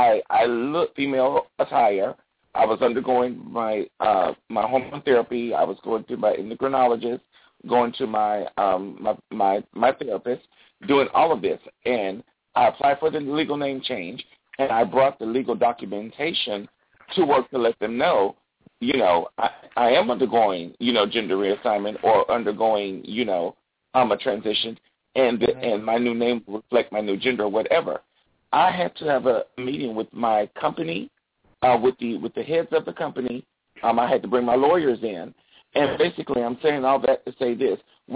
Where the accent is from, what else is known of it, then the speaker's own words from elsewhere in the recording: South Carolina, United States; Like I said, I'm from South Carolina.